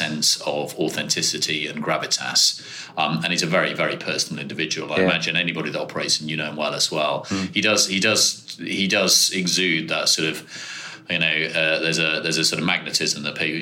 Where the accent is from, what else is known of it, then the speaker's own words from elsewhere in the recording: Birmingham, West Midlands, United Kingdom; I grew up in Birmingham, schooled in Birmingham